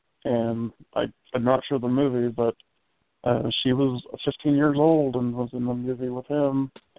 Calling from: Indiana, United States; I'm from Indiana.

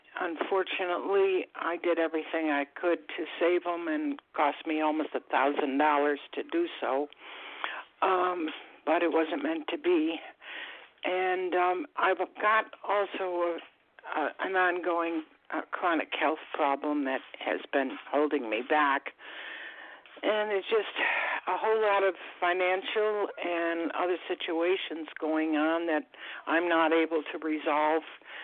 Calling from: Florida, United States; I'm calling from Florida.

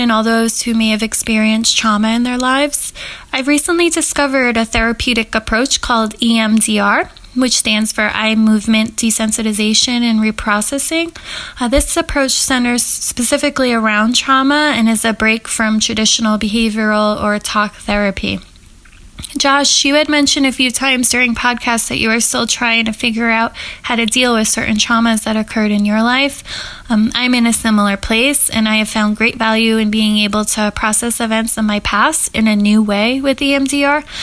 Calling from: Richmond, Massachusetts, United States; I'm calling from Richmond, Massachusetts.

